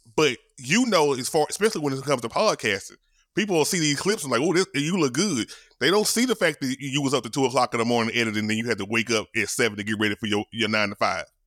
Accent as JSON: {"language": "English", "town": "Shreveport", "region": "Louisiana", "country": "United States", "tie": "born or raised there", "said": "my hometown, shout out to Shreveport."}